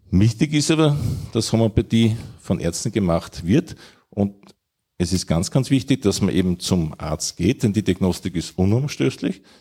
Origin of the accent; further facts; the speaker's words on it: Vienna, Austria; Also ich komme aus Wien und ich esse gerne Wiener Schnitzel und ich esse gerne danach vielleicht einen guten Apfelstrudel.